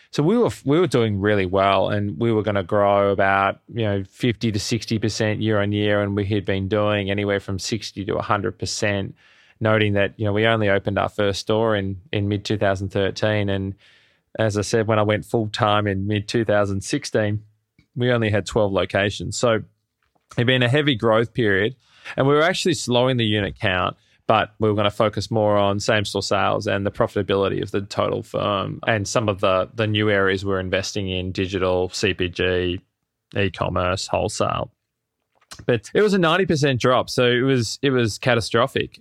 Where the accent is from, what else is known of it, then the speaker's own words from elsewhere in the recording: Melbourne, Victoria, Australia; moved away as an adult; now in New York City, United States; I'm originally from Melbourne in Australia, and I landed in the States, in New York City, in late two thousand ten